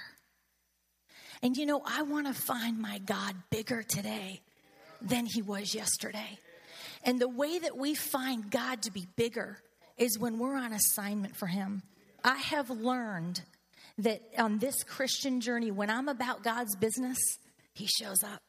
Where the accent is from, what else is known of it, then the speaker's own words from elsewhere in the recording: St. Louis, Missouri, United States; we're from St. Louis